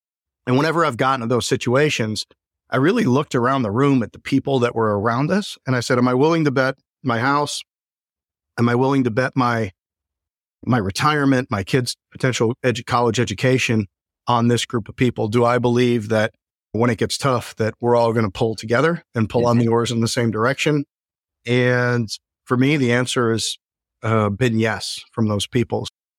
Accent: Chicago, Illinois, United States; I came out there from Chicago. So a little culture shock for everybody involved

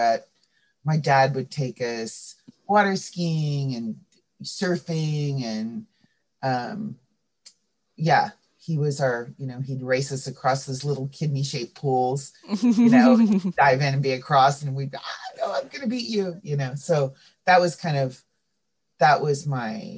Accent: Santa Cruz County, California, United States; I grew up in Santa Cruz County

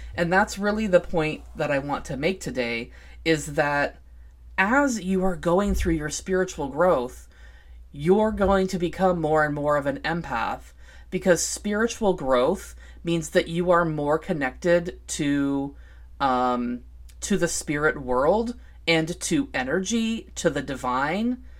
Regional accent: Vancouver, Washington, United States; here in my hometown, Vancouver, Washington

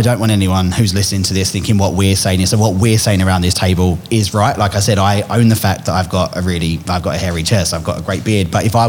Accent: Essex, East of England, United Kingdom; now in Australia; growing up in Essex

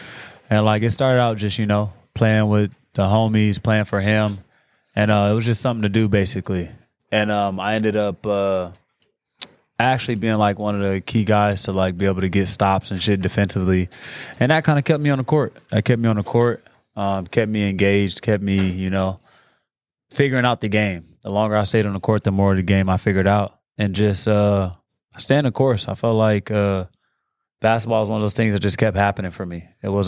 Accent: Watts, California, United States; also born or lived in Gardena; So I was born in Watts, California. Technically Gardena, but I grew up in Watts my whole life.

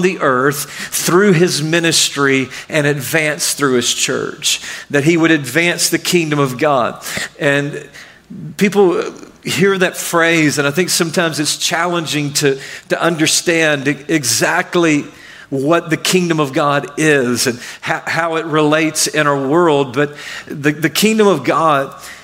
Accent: Arkansas, United States; also born or lived in Mississippi / Michigan; now in Florida, United States; I grew up in Arkansas, and I lived in Mississippi, and then I lived in Michigan for a while, and I've been in Florida for a long while now.

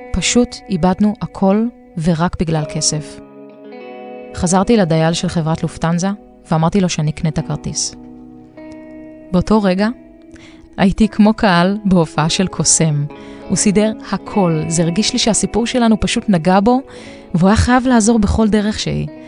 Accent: Israel; נלחמתי לצאת מהמדינה שלי שמלאה בהגבלות של חופש ותנועה

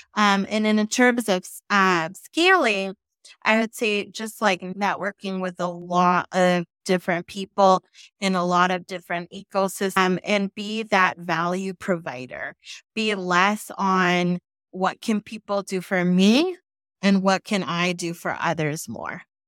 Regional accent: San Francisco Bay Area, California, United States; moved away as an adult; now in Texas, United States; I'm from the San Francisco Bay Area.

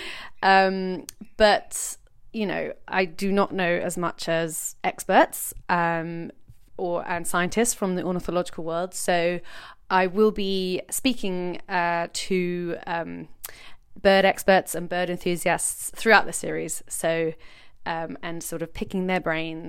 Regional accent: London, United Kingdom; moved away as an adult; now in Brighton, United Kingdom; I grew up in Peckham, southeast London, and now live by the sea in lovely Brighton.

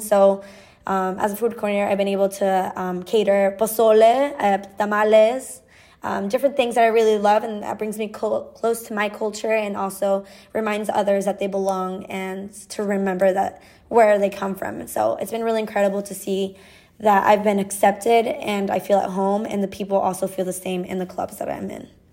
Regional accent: Benito Juárez, Michoacán, Mexico; now in Fort Wayne, United States; I'm originally from Benito Juarez, Michoacán, Mexico. But now I live in Fort Wayne, Indiana.

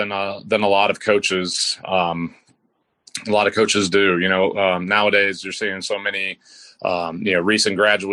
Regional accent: United States; moved away as an adult; now in Banner Elk, United States; I grew up right outside Washington, D.C., in the Beltway

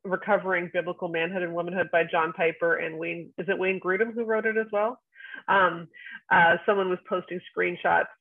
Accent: Canada; I'm Canadian

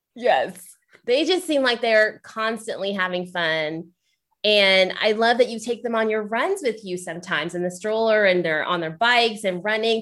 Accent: Ohio, United States; I'm from Ohio

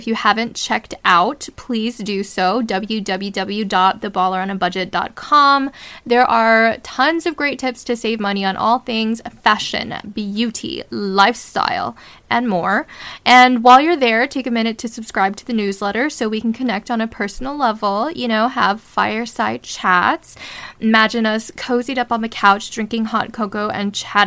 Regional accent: Southern California, United States; also born or lived in Brooklyn, New York; I was born in Brooklyn, New York, and then raised in the suburbs of Southern California, about 80 miles east

